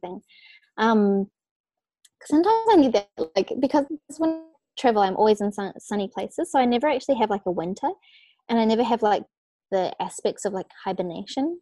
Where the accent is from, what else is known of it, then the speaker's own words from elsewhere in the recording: New Zealand; moved away as an adult; also born or lived in Australia; I was born in New Zealand, but I like now I literally only am in New Zealand for Christmas time with my family